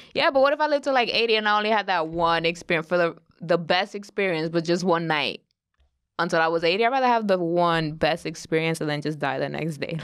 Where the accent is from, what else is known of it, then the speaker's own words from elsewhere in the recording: New York, United States; growing up in New York